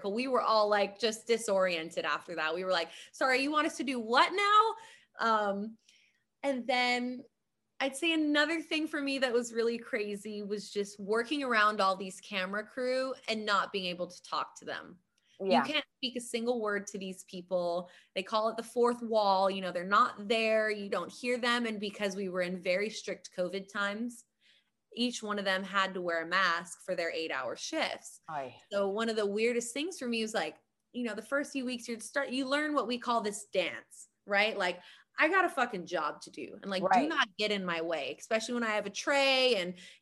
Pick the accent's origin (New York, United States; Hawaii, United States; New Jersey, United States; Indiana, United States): Hawaii, United States; I'm from Hawaii.